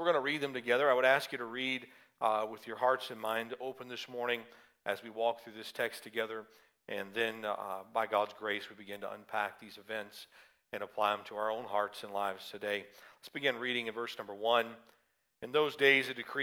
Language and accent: English; the South, United States; accent: southern; moved away; my southern accent may come out more after having spent time with them